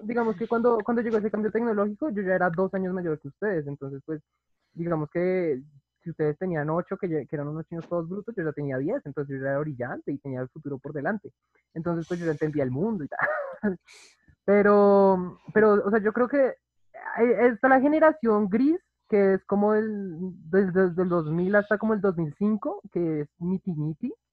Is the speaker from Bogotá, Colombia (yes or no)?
yes; Bogotá, Colombia; yo nací en el 98, Bogotá, Colombia